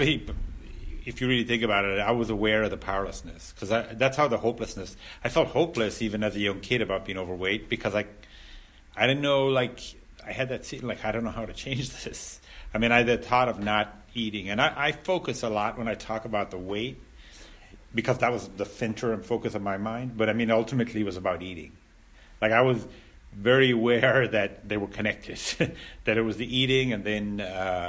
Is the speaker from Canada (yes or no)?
no; Ireland; I grew up in Ireland and I grew up in a rural, I grew up in a rural area